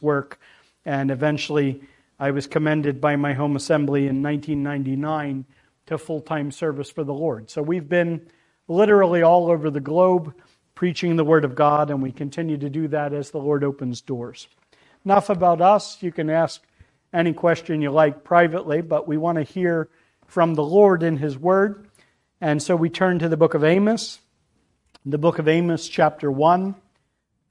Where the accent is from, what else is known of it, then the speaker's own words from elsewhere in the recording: Pennsylvania, United States; We are from Pennsylvania. At least that's where I'm from. My wife is an import